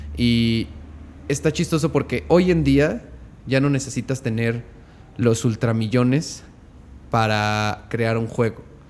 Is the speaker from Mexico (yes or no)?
yes; Mexico; Como mexicanos